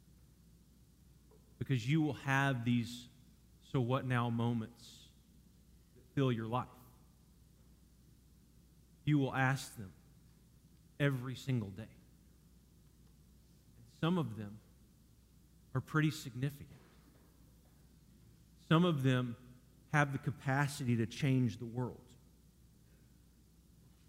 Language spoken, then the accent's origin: English; Dallas, Texas, United States; also born or lived in Garland, Texas / Cleburne, Texas; growing up in Dallas area